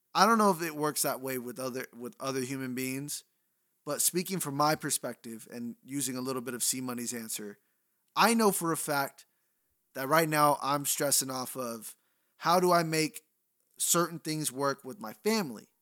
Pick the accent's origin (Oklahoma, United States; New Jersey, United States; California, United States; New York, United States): California, United States; Bay Area; I'm from the Bay Area